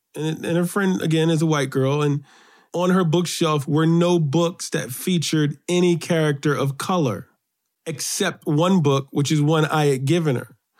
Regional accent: New York City, New York, United States; I grew up on the Upper West Side of New York

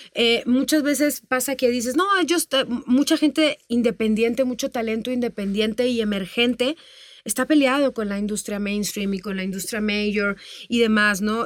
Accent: Tamaulipas, Mexico; moved away as an adult; yo empecé desde muy niñita, muy chiquita, este, en el norte del país. Yo soy de Tamaulipas. Yo allá cantaba y actuaba

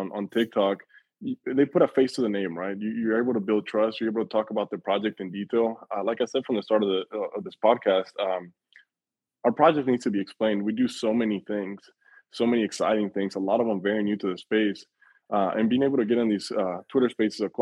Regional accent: Mexico City, Mexico; my family is from Mexico. I was born in Mexico City.

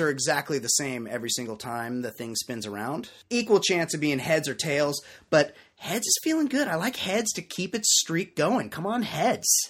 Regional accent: West Coast, United States; growing up on the West Coast, where I'm from

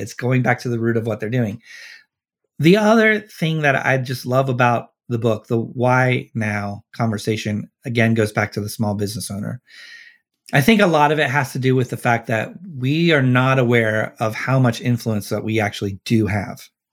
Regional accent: Cincinnati, Ohio, United States; I grew up in Cincinnati, so, and I live here

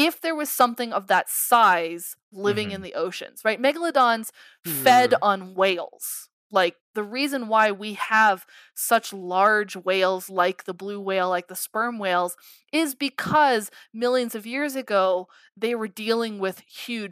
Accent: Colorado, United States; I am working back in Colorado. I'm very happy to be back in my home state.

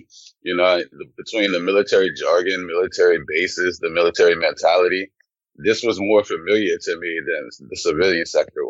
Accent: Louisiana, United States; also born or lived in Germany; I grew up in Louisiana, but I was a military brat. I was actually born in Germany, so moved around a lot in my early years, but Louisiana is home for me.

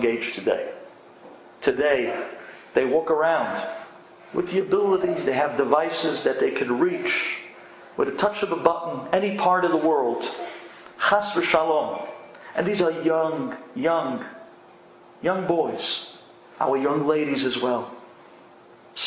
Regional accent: New York City, New York, United States; as an American boy, growing up in Flatbush, in the Murray Yeshiva

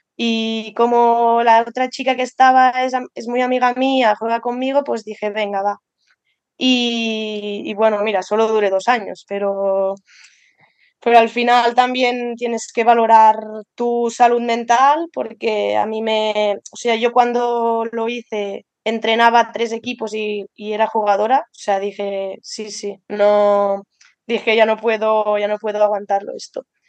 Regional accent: Andorra; moved away as an adult; also born or lived in Lleida / Balaguer; yo soy de Andorra y estaba estudiando en Lleida

